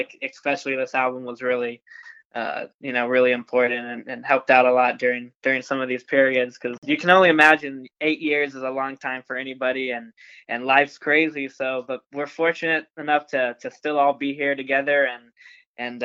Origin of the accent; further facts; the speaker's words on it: McAllen, Texas, United States; we're from McAllen